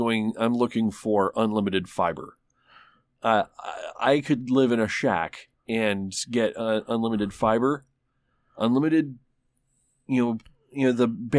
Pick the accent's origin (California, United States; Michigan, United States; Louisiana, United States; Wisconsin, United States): Michigan, United States; now in Tulsa, United States; I mean, they were talking about getting fiber in my hometown in Michigan. And this is a backwards little fucking, like, nowhere place.